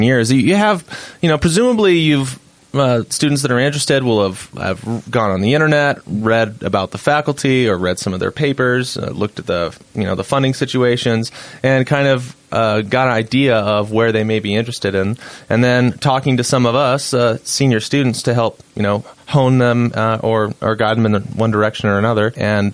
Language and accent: English; Boise, Idaho, United States; moved away as an adult; also born or lived in Utah; now in Salt Lake City, United States; I was born and raised in Boise, Idaho. So I'm a Western boy.